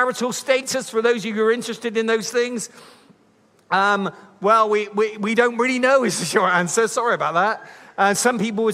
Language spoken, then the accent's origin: English; Bristol, South West England, United Kingdom; I'm from Bristol